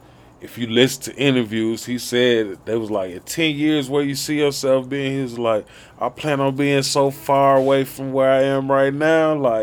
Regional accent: Chicago, Illinois, United States; moved away as an adult; also born or lived in Nashville, Tennessee / Michigan; now in Arizona, United States; being born and raised in Chicago till I was grown. And then I moved to the South and stayed there for a long time

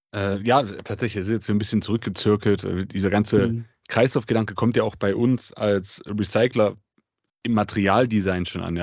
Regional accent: Leipzig, Saxony, Germany; komme aus der wunderschönen Stadt Leipzig, bin eigentlich schon immer Leipziger gewesen, habe auch hier studiert

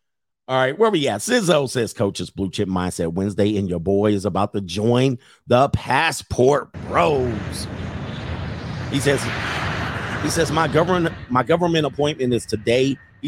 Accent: Midwest, United States; And then when I was growing up in the Midwest, I was in poor areas.

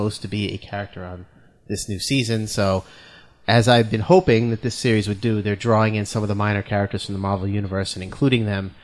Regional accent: New England, United States; accent: New England; That's my New England accent

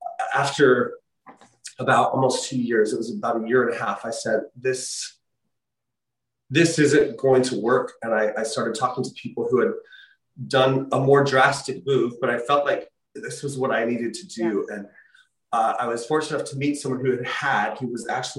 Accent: Utah, United States; my home state, the University of Utah

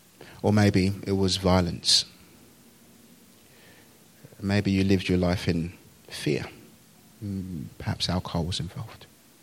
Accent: Nigeria; born there; I was born in Nigeria, out of marriage, to a single mum, really.

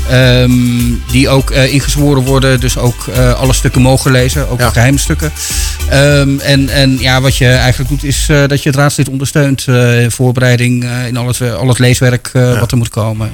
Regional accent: Breda, North Brabant, Netherlands; now in Houten, Netherlands; ik ben geboren in Breda, dus ik ben eh, de stad gewend.

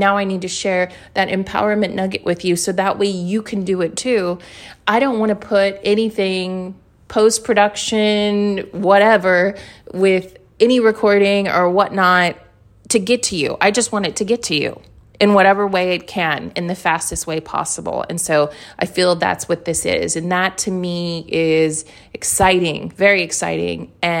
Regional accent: New York City, New York, United States; I am a New Yorker and occasionally there are F-bombs that happen.

